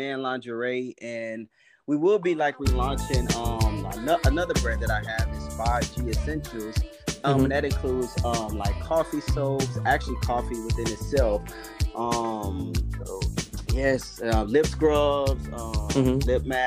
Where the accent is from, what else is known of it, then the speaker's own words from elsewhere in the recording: Arlington, Texas, United States; also born or lived in Dallas, Texas; I'm actually born in Texas, raised in like Arlington, Fort Worth area